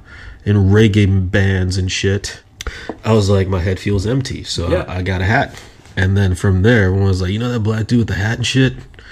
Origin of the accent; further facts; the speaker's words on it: Nigeria; accent: American; I'm from Nigeria, son. It's hard. I sound American, but I'm not.